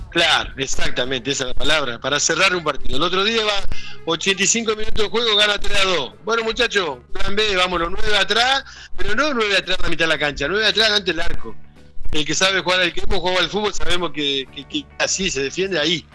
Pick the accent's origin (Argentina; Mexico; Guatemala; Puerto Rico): Argentina; moved away; yo llegaba para acá para Argentina porque ahora estoy acá en mi ciudad natal